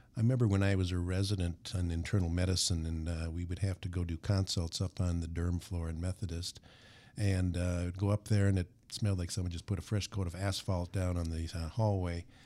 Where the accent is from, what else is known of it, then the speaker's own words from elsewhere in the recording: Minnesota, United States; sunburns were a common part of growing up in Minnesota